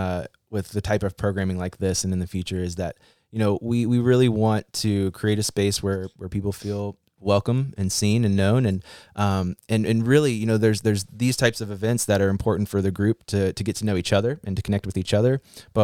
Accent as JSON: {"language": "English", "town": "Fairmont", "region": "West Virginia", "country": "United States", "tie": "born or raised there", "also_born_or_lived": "Morgantown, West Virginia", "moved": "as an adult", "said": "So my family is originally from like the Clarksburg area. So we've been up and down 79, you know, and I grew up in Fairmont and graduated from East Fairmont and then went to school at WVU."}